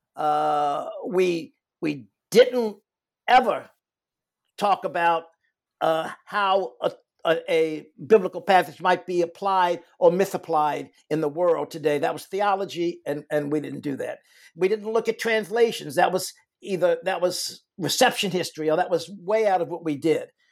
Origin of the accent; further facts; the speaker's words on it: Richmond, Virginia, United States; I grew up in Richmond, Virginia